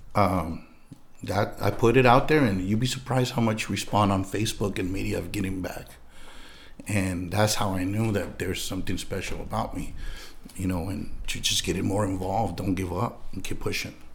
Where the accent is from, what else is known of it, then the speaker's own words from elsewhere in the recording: San Diego, California, United States; I was born and raised in San Diego, California